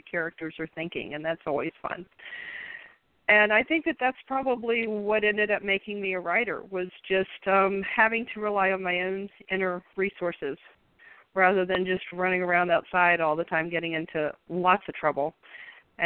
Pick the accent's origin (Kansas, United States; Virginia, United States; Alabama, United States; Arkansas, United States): Virginia, United States; Richmond; I grew up in Richmond, Virginia